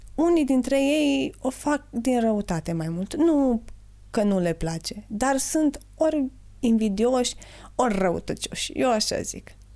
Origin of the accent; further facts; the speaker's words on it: Jiu Valley, Hunedoara County, Romania; sunt oameni foarte talentați la noi în Valea